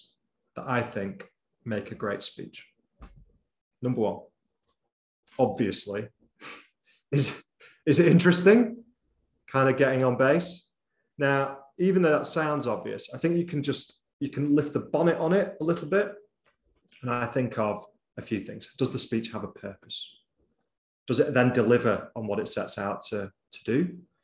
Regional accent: Bolton, North West England, United Kingdom; accent: Boltonese; moved away; I'm from Bolton originally, and I think it serves me well to speak in a bit of Boltonese

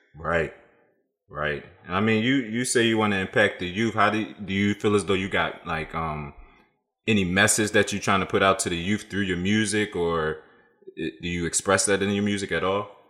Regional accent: Philadelphia, Pennsylvania, United States; growing up in Philly is tough, bro

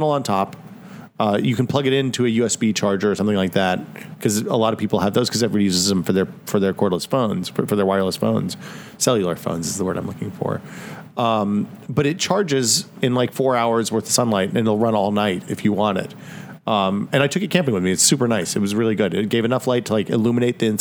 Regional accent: Northeast Tennessee, United States; moved away; I grew up in Northeast Tennessee where we had plenty of water

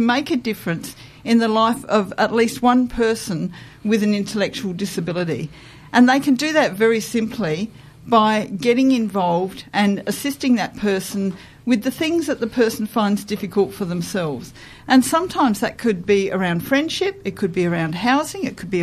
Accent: Adelaide, South Australia, Australia; I was born in Adelaide. I'm very familiar with the Adelaide landscape

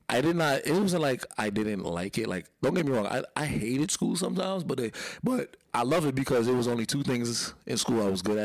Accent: New York City, New York, United States; Well, I'm from Brooklyn, New York, born and raised, you know, born.

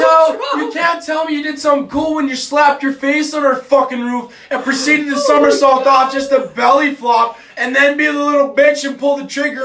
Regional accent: Midwest, United States; I'm from the Mid. We're all from the Midwest.

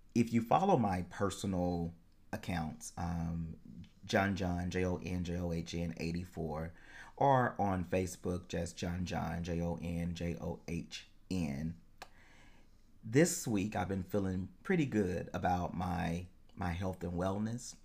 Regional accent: United States; I am an American

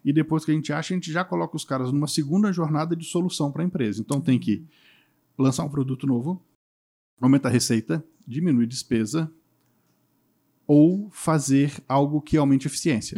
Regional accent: Espírito Santo, Brazil; o Espírito Santo, eu sou capixaba

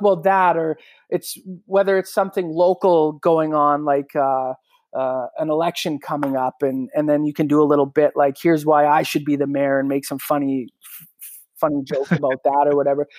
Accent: Regina, Saskatchewan, Canada; I'm able to do a morning show in my hometown

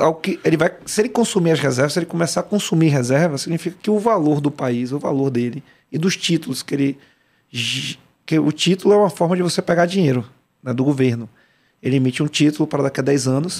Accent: Salvador, Bahia, Brazil; Eu, eu fui criado no Salvador, né? baiano

